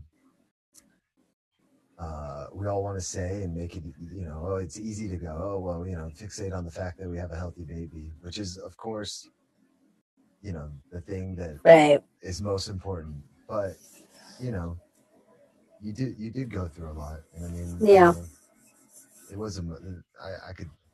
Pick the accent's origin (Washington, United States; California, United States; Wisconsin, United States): California, United States; San Jose; I'm from San Jose, you know, born out here